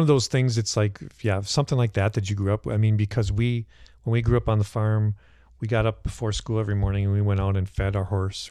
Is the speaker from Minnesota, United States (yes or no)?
yes; Cannon Falls, Minnesota, United States; I grew up on a hobby farm in Cannon Falls